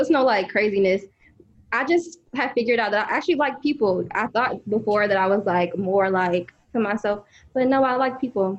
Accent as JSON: {"language": "English", "town": "Hampton", "region": "Virginia", "country": "United States", "moved": "yes", "lives_now": "Richmond, United States", "said": "I'm from Hampton, so I went home this weekend to see my dad and stuff."}